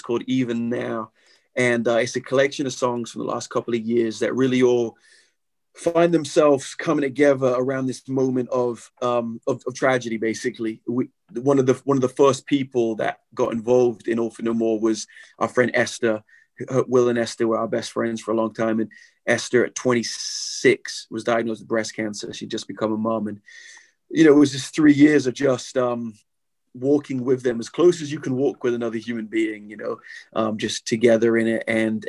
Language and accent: English; England, United Kingdom; I'm learning my history, you know, as an Englishman.